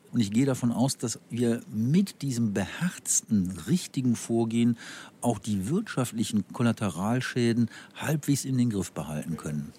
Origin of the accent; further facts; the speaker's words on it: North Rhine-Westphalia, Germany; ich komme aus Nordrhein-Westfalen